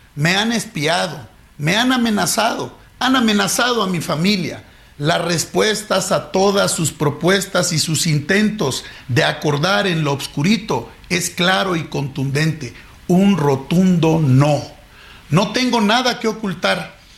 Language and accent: Spanish; Mexico; con todo el carácter como mexicano